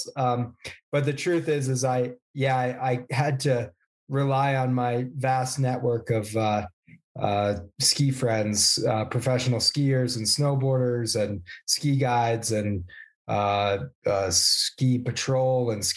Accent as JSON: {"language": "English", "region": "Vermont", "country": "United States", "tie": "born or raised there", "said": "I grew up in Vermont"}